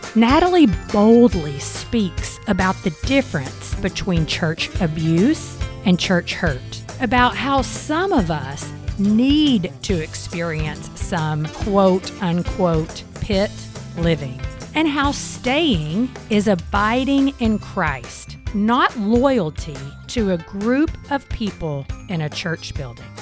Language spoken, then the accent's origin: English; Eastern Kentucky, United States; I grew up in Eastern Kentucky